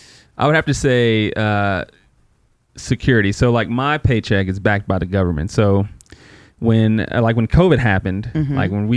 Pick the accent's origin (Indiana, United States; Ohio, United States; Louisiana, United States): Louisiana, United States; Shreveport; moved away; growing up in Shreveport.